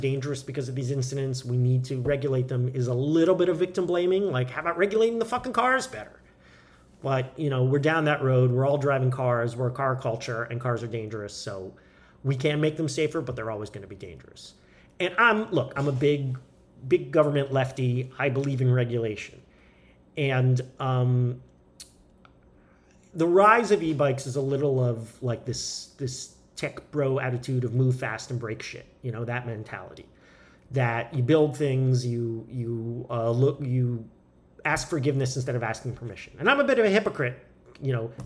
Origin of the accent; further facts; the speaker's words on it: California, United States; I'm a Californian. I live in California